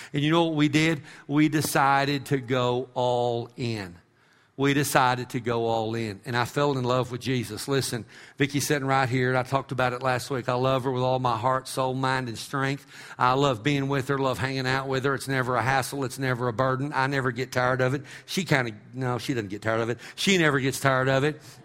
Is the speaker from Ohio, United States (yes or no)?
no; Texas, United States; I'm an American or because I'm a Texan